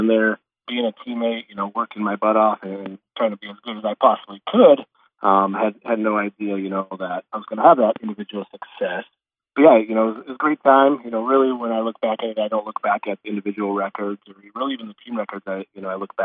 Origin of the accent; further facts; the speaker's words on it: Sioux Center, Iowa, United States; I grew up just on the west side of Sioux Center, about a mile out of town